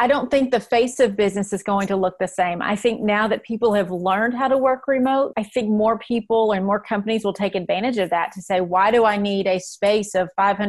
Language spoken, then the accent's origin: English; the South, United States; I'm from the South, right?